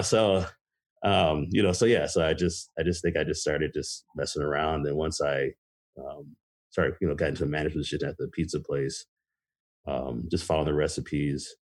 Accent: Racine, Wisconsin, United States; also born or lived in Michigan / Rancho Cucamonga, California; Uh, I grew up most of my life in Wisconsin. I was born in Michigan, and my parents moved us to California. We were super young. Uh, I lived in Cucamonga in the LA area until I was about seven or eight. Then I moved uh, moved here to Wisconsin

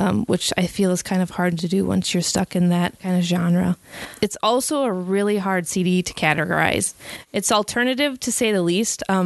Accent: Wisconsin, United States; I'm from Wisconsin.

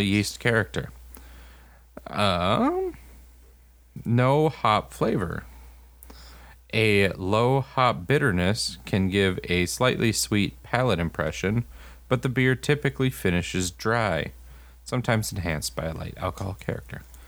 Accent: Texas, United States; now in Wisconsin, United States; where I grew up in Texas

